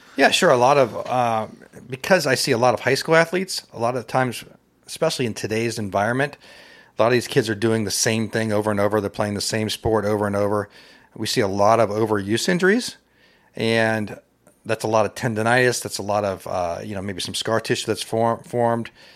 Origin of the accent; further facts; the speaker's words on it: North Canton, Ohio, United States; moved away as an adult; also born or lived in Saint Louis, Missouri / Cincinnati, Ohio; now in Loveland, United States; I'm originally from North Canton, Ohio.